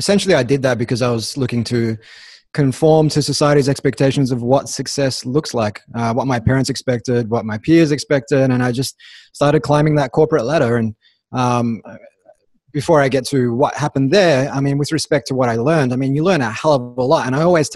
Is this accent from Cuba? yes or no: no; Melbourne, Victoria, Australia; also born or lived in Sydney; I grew up in Melbourne